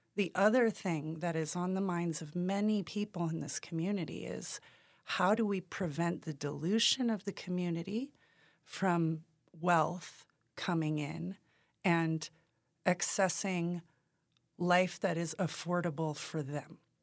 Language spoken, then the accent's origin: English; Taos, New Mexico, United States; And I am from Taos. I was born and raised here